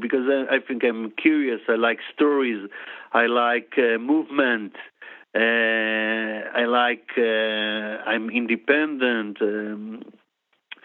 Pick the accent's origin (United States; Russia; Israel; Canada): Israel; English is a second language; I was born in Israel